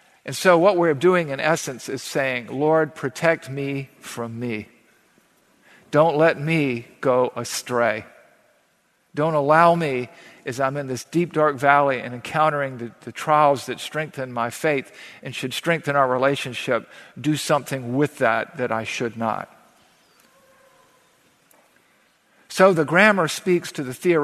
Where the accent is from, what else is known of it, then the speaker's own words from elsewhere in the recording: the South, United States; growing up in the South